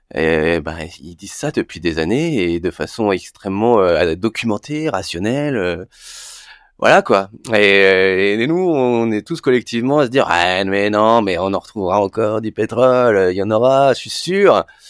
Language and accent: French; Brittany, France; now in Paris, France; je suis breton